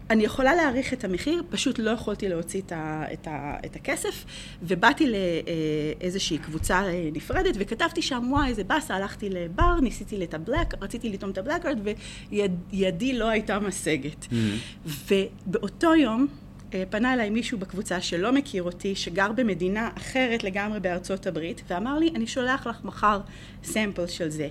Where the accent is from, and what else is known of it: Israel; moved away as an adult; also born or lived in England / New Jersey, United States; now in United States